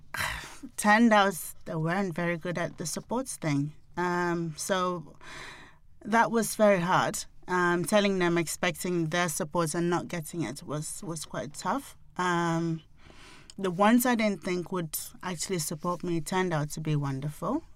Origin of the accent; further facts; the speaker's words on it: Nigeria; being African, being Nigerian